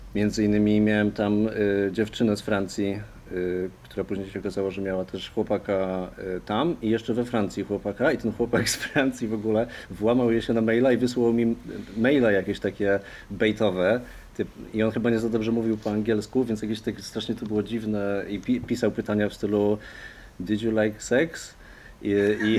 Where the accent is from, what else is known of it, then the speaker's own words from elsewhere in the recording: Poland; moved away as an adult; przyjechałem e, z Polski i szukam pracy